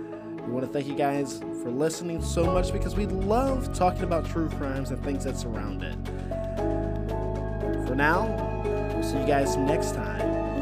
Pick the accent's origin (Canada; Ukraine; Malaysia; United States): United States; Illinois; So we're in Indiana, but I am from Indiana, Illinois.